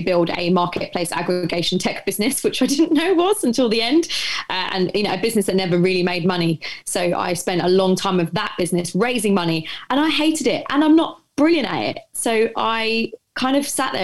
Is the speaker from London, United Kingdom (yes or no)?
yes; London, United Kingdom; I grew up in Essex in East London. Well, North East London, depending on where you are.